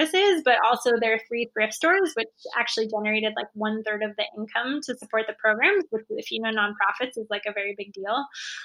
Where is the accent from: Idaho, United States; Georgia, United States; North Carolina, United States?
Idaho, United States; Boise; it's basically my hometown